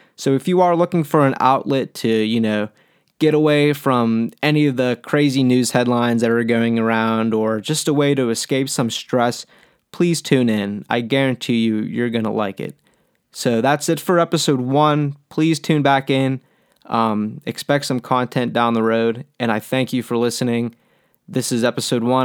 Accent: Pittsburgh, Pennsylvania, United States; been born and raised in Pittsburgh all my life

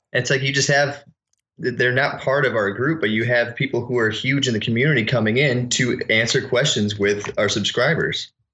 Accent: Connecticut, United States; I was from Connecticut

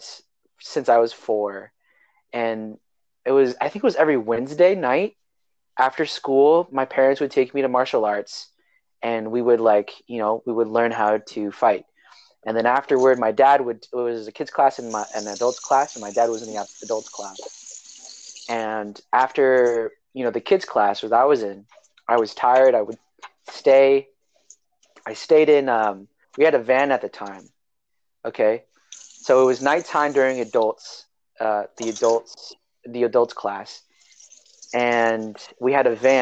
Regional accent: Salinas, California, United States; also born or lived in Hayward, California; my parents moved back to their hometown, Salinas, California. And I lived in Salinas, California for 8 years of my life.

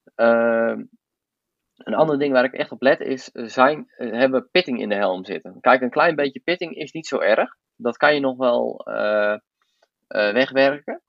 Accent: Voorthuizen, Gelderland, Netherlands; ik kom uit Voorthuizen

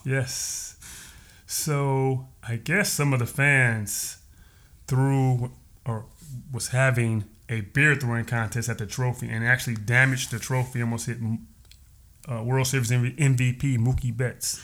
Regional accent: Detroit, Michigan, United States; moved away; Originally from Detroit, Michigan

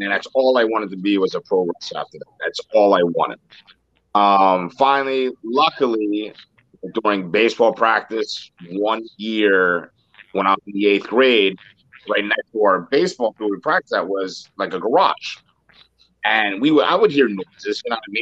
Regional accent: Philadelphia, Pennsylvania, United States; I grew up in Kensington

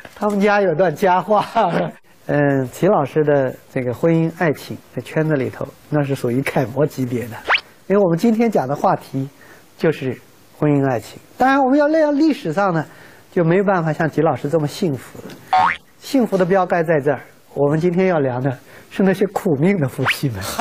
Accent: China; 我们中国人礼仪之邦

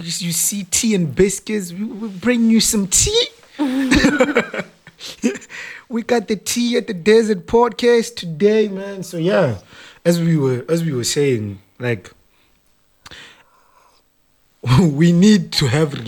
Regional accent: Johannesburg, Gauteng, South Africa; We're from Joburg.

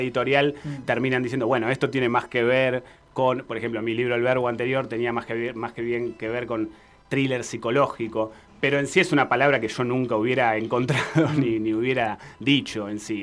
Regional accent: Argentina; nosotros como argentinos

